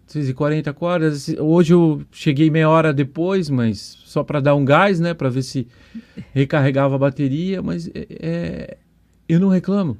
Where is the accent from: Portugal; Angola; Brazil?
Brazil; São Paulo; now in Foz do Iguaçu, Brazil; eu sou um paulistano